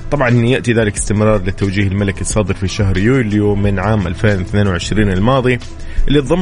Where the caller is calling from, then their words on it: Tabuk, Tabuk Province, Saudi Arabia; من تبوك